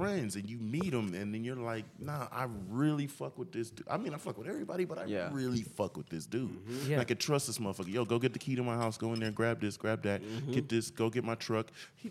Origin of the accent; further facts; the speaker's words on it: California, United States; I'm from California.